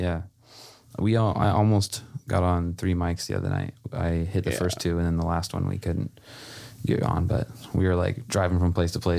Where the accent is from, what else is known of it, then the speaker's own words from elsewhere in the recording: Washington, United States; also born or lived in Salinas, California; now in Marina, United States; I'm from Washington. I moved to Salinas, lived there for about a year.